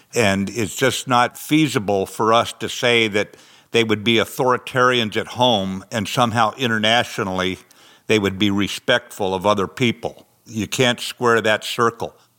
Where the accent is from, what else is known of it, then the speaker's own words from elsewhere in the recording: the West, United States; I'm from the West. Out here, we ride for the brand